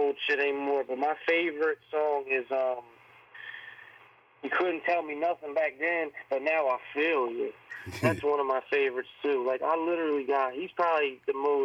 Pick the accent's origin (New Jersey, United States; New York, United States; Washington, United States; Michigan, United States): New Jersey, United States; I'm from South Jersey